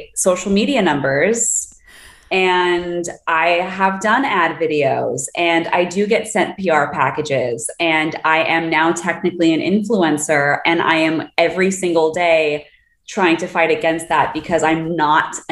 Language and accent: English; Los Angeles, California, United States; I grew up